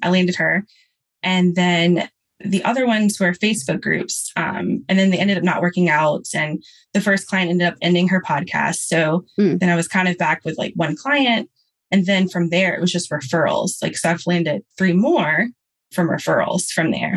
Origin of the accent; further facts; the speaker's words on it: Louisiana, United States; I'm from Louisiana